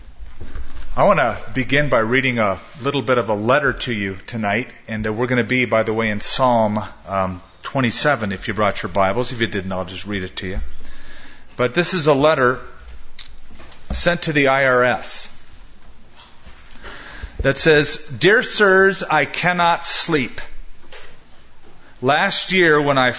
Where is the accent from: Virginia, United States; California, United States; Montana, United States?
California, United States; Southern; now in Albuquerque, United States; growing up in Southern California